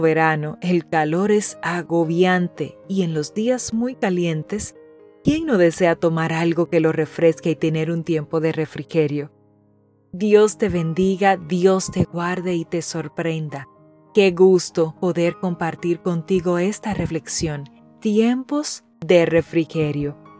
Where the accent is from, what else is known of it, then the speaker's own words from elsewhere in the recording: Dominican Republic; Mi tierra es hermosa y también es muy calurosa.